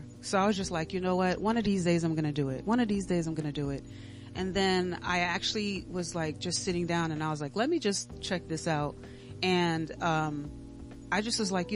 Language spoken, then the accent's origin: English; Dominica; moved away; I'm originally from the Commonwealth of Dominica, so I'm Creole.